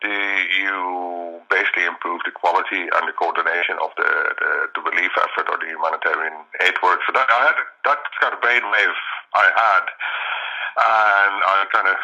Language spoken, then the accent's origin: English; Netherlands; now in Ireland; I'm originally from the Netherlands, moved to Ireland in 95